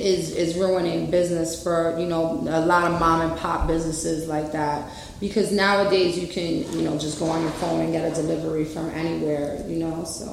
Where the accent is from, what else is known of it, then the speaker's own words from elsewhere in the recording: New York City, New York, United States; I'm from New York City. I'm Puerto Rican.